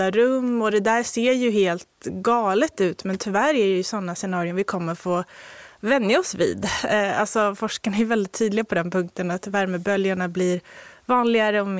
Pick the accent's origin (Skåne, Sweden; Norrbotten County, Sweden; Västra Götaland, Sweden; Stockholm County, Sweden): Stockholm County, Sweden; Haninge; Jag har koppling, men jag är mm. inte från Nynäshamn. Jag är uppvuxen i Haninge.